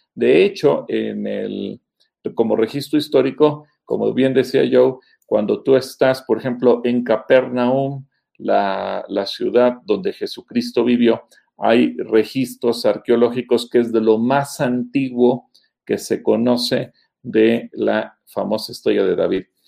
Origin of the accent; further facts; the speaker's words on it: Mexico; los mexicanos, nuestro símbolo patrio, nuestro símbolo nacional es el águila